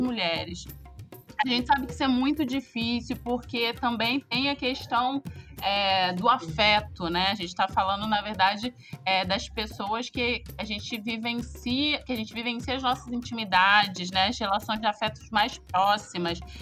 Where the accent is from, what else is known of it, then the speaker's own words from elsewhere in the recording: Rio de Janeiro, Brazil; eu sou do Rio de Janeiro